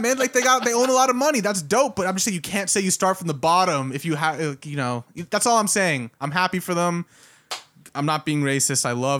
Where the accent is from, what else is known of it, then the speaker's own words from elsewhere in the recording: Toronto, Ontario, Canada; I'm from Toronto.